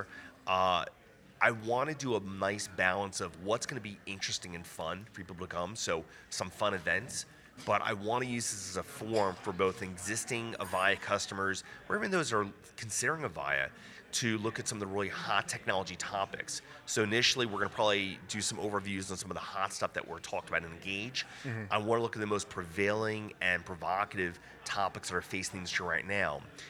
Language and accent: English; New York, United States; I'm from New York